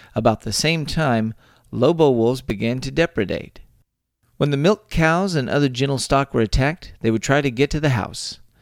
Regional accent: Texas, United States; born and raised in the Lone Star State

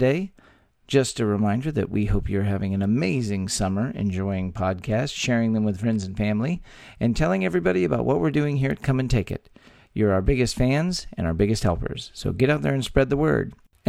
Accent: Texas, United States; three friends born and raised in the Lone Star State share views on the history, culture, and just what it means to be Texan.

